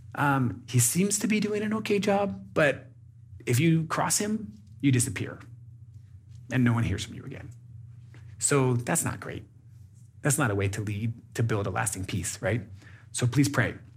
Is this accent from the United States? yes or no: yes; United States; moved away as an adult; now in Burundi; I live in Burundi as a, as an American